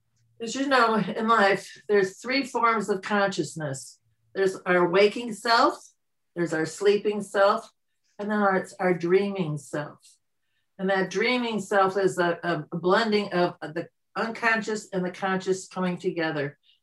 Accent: Midwest, United States; moved away as an adult; also born or lived in Michigan; now in Canada; I was born in the Midwest, Christian, very strict mother, prayed on her knees, dad, agnostic, all for science and so forth.

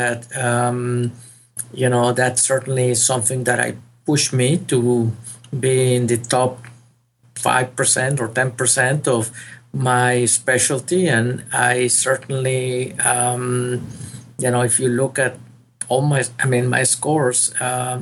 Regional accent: Monterrey, Nuevo León, Mexico; moved away as an adult; now in San Antonio, United States; I did my medical school in my hometown. I was born in Monterrey, Mexico

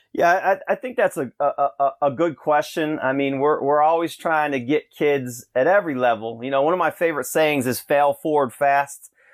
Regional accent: Rochester, New York, United States; moved away; I'm from Russian Ryata, uh, in Rochester there

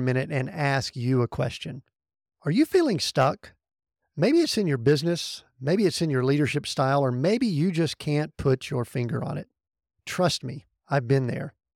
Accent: the Bible Belt of the South, United States; where I grew up in the Bible Belt of the South.

